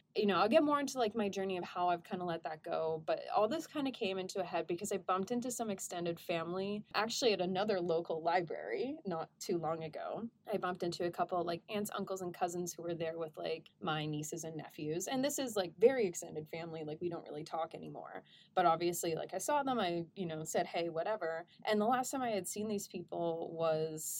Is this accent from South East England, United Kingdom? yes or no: no; Welsh, Wales, United Kingdom; I'm also Welsh